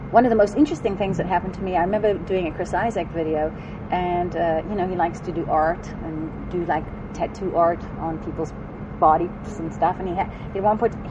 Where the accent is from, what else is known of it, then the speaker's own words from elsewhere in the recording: South Africa; now in United States; when I came from South Africa, I when I came to the States, I had a very strong dance background, and. Um, also had extremely heavy accent